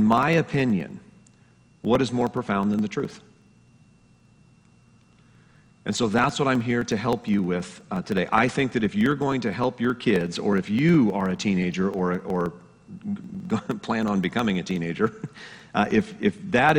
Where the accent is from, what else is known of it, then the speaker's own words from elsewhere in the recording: Colorado, United States; moved away as an adult; also born or lived in Denver, Colorado; I was originally born and raised in Colorado. I moved out here